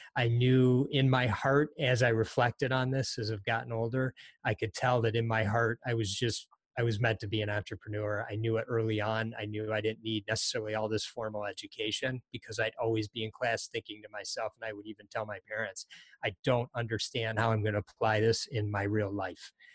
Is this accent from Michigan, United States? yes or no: yes; Detroit, Michigan, United States; also born or lived in Hartford, Connecticut; early on we moved to the Detroit area. So I've really grown up in the Detroit area since I was quite young